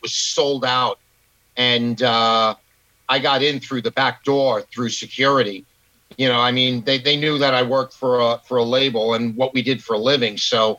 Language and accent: English; New York, United States; also born or lived in Queens; I was born and raised in New York, born in Queens. And then we moved to Long Island when I was a kid, and I went to high school and stuff out here.